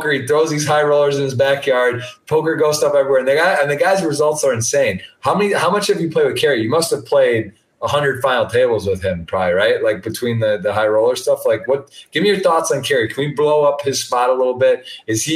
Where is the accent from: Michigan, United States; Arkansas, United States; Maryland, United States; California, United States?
Michigan, United States; Ann Arbor; I was born in Ann Arbor, man. Born and raised